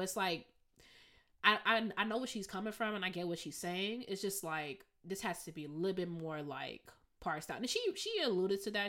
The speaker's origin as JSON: {"language": "English", "town": "Evanston", "region": "Illinois", "country": "United States", "moved": "yes", "lives_now": "Rochester, United States", "said": "I'm from Evanston"}